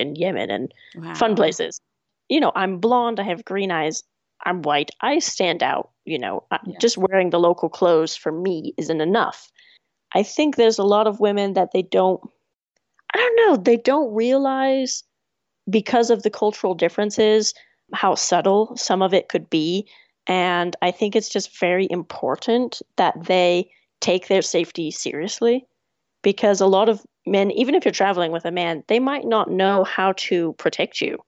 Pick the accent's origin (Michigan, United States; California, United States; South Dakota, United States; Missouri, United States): California, United States; also born or lived in England; now in Ireland; I'm from California